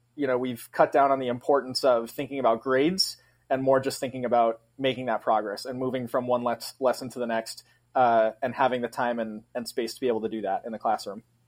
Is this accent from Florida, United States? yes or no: no; Massachusetts, United States; moved away as an adult; now in Grand Rapids, United States; taught in Massachusetts for five years right out of college, which is my home state